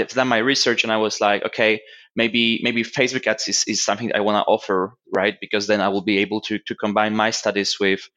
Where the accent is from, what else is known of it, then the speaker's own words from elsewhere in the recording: Warsaw, Masovian Voivodeship, Poland; moved away as an adult; also born or lived in London, United Kingdom; I was even working as an event manager in a club back in Warsaw, because I came from Warsaw to London.